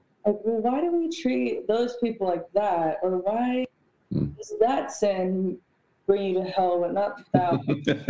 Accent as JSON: {"language": "English", "region": "New York", "country": "United States", "said": "I come from New York. Like, I am 75% Puerto Rican."}